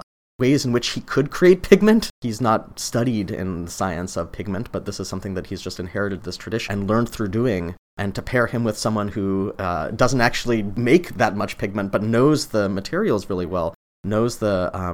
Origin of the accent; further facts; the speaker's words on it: Utah, United States; I've loved orange since I was a kid. I grew up in Utah